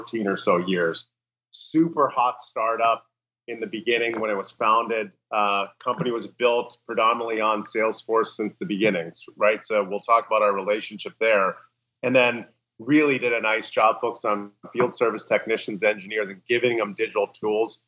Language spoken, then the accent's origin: English; Canada; also born or lived in New York City, United States / Beverly Hills, United States; now in United States; I'm Canadian, by the way. So Canadian, but lived in the U.S. for many years now.